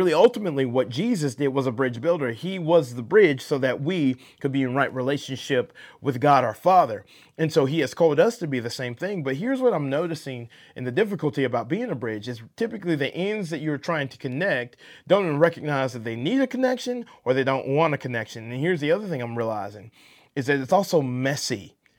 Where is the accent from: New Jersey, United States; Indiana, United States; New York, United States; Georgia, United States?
Georgia, United States; Atlanta; Being born and raised in Atlanta, you know, you have this accent from the South